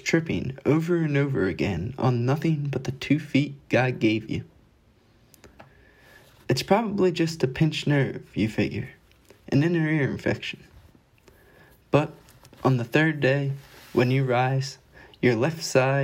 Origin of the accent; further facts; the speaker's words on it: Wilmington, Delaware, United States; I'm from Wilmington, Delaware